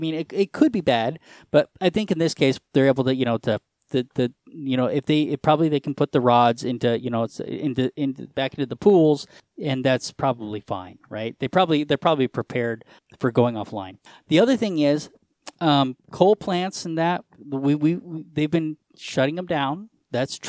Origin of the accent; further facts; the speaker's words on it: Colorado, United States; I'm from Colorado